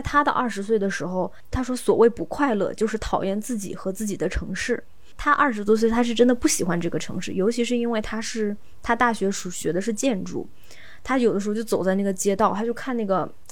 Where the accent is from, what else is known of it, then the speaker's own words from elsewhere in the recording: the Northwest, Northwest China, China; 我们西北那边